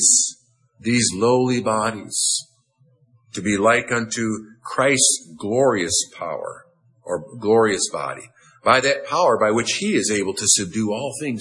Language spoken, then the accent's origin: English; United States; I'm an American